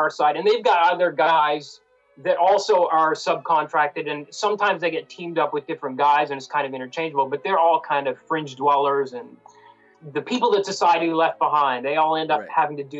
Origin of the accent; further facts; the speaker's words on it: Canada; also born or lived in India; I'm an Indian-born Canadian.